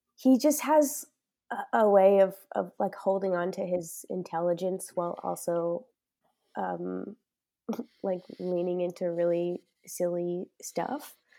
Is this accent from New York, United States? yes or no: yes; New York, United States; moved away as an adult; now in Chicago, United States; I'm originally, yeah, born and raised in New York, um, and now I'm based out of Chicago for the time being